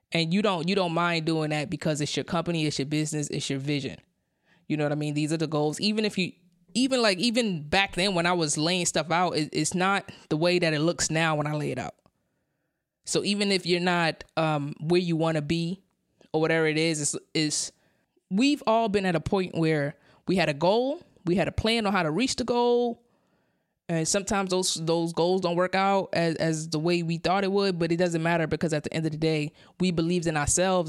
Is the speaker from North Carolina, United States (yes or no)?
no; New York City, New York, United States; I came from Brownville, Brooklyn. That's, that's, that's where I was born. That's where I was raised